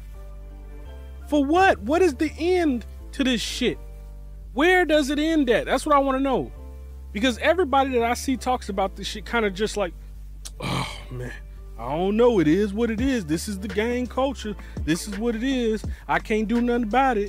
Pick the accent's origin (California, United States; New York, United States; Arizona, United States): California, United States; Bay Area; I'm from the Bay Area originally, California originally